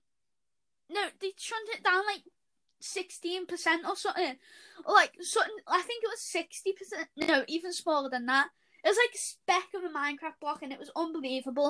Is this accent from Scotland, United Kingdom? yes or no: no; Liverpool, North West England, United Kingdom; accent: Scouse; Don't know if you can tell by our accents yet, but yes, we are from Liverpool.